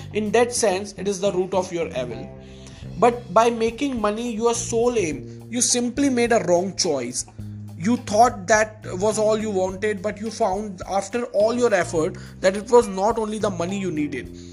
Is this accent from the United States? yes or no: no; India; first language Hindi; English is a second language; i'm an indian and uh, my mother tongue is hindi